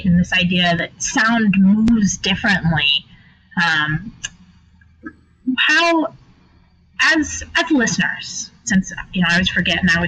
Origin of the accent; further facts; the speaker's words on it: Phoenix, Arizona, United States; I'm from Phoenix, and we have flood irrigation still for households